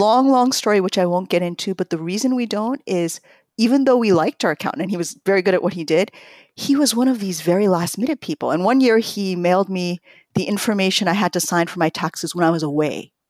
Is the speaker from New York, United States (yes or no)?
yes; New York, United States; born or raised there; also born or lived in Tokyo, Japan